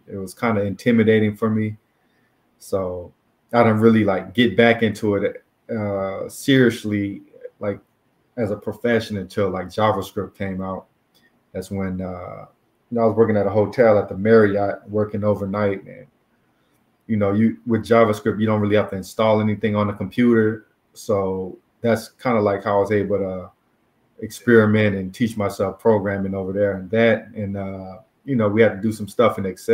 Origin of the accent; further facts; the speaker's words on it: Texas, United States; also born or lived in South Korea / Louisiana; I was born in South Korea, then moved to Louisiana, then moved to Texas around eight when I was eight, and I've been here like ever since. So, yeah, pretty much a Texan.